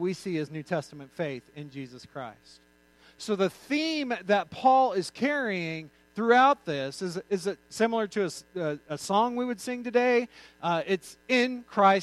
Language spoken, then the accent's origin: English; New Mexico, United States; I grew up in New Mexico.